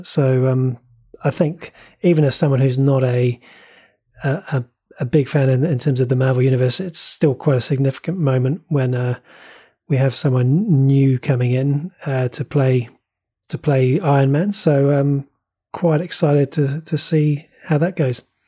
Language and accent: English; New Zealand; as a New Zealander